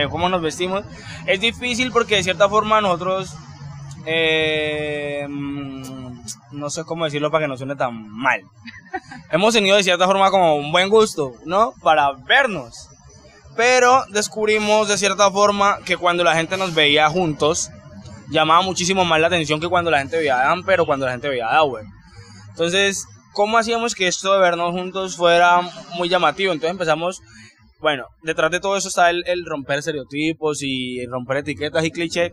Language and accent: Spanish; Cali, Valle del Cauca, Colombia; muchos caleños, eh, sin darnos cuenta, cantamos como rolos